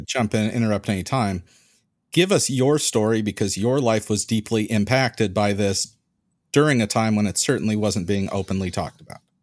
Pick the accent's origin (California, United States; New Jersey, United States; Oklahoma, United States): California, United States; We don't have accents in California